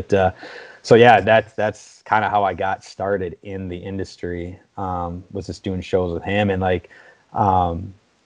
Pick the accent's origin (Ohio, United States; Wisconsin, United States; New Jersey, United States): Wisconsin, United States; I'm born and raised in Wisconsin